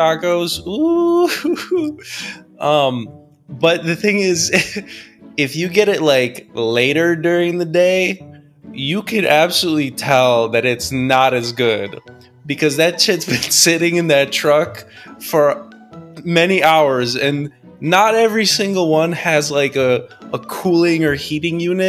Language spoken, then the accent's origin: English; United States; as an American